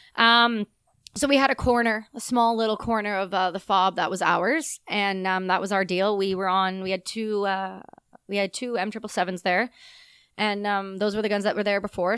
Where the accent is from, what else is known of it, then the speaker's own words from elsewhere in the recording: Ontario, Canada; also born or lived in Quebec; I'm from Ontario, the province beside it